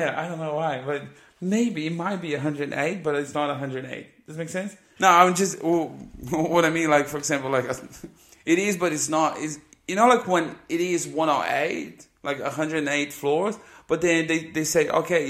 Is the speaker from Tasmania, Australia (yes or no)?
yes; Tasmania, Australia; I'm from Tasmania. Yeah.